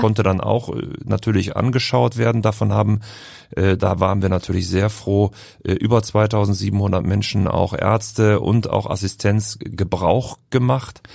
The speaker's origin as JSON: {"language": "German", "town": "Düsseldorf", "region": "North Rhine-Westphalia", "country": "Germany", "also_born_or_lived": "Heidelberg / Berlin", "moved": "yes", "lives_now": "Hamburg, Germany", "said": "Als Düsseldorfer"}